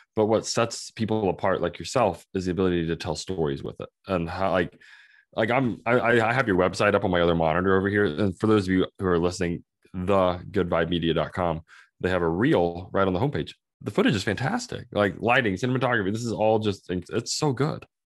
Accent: Oklahoma, United States; I'm from Oklahoma

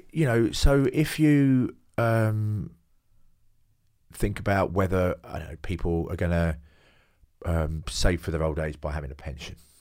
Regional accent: London, United Kingdom; now in Hove, United Kingdom; I do come from Hackney, yeah. I come from the East End, uh, born there in the s, in May sixty-eight.

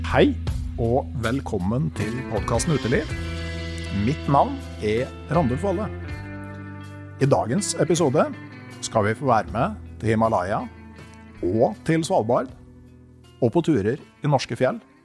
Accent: Gausdal, Innlandet, Norway; Jeg vokste opp i Gausdal, hvor du lærer deg å svømme i elva

